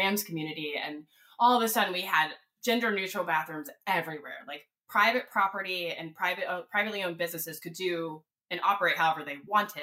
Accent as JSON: {"language": "English", "region": "North Carolina", "country": "United States", "tie": "born or raised there", "said": "I'm born and raised in the South. I'm from North Carolina"}